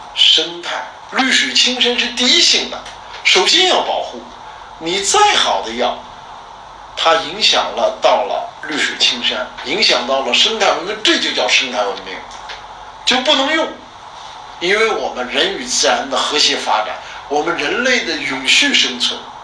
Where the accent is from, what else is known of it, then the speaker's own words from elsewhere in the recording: China; 我们中国人